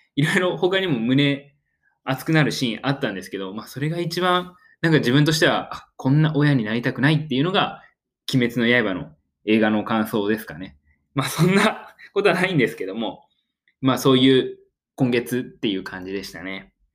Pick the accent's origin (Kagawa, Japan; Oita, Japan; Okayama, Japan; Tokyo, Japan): Oita, Japan; 自分大分県出身